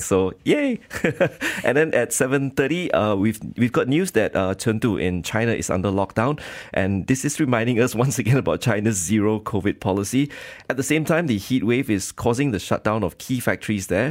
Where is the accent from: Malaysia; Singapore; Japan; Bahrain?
Malaysia